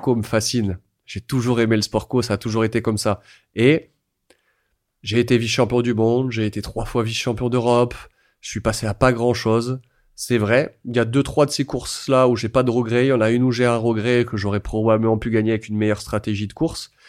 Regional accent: France; quand on est français

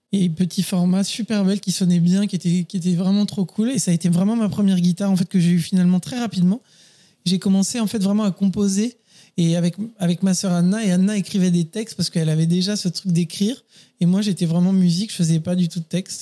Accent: Paris, Île-de-France, France; moved away as an adult; also born or lived in Neuilly-sur-Seine; je suis parisien et j'ai vécu toutes les premières années de ma vie et jusqu'à bien 25 ans, je pense, même peut-être un peu plus, hein, peut-être 28 ans à Paris

